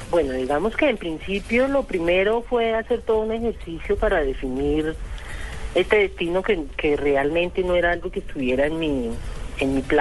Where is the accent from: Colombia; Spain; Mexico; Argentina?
Colombia; Manizales, Caldas; also born or lived in Cali; now in Bogotá, Colombia; me criaron en Manizales eh, porque muy chiquitica, tenía tres meses o cuatro meses cuando me llevaron a Manizales, entonces yo me siento manizaleña aunque nací en Cali.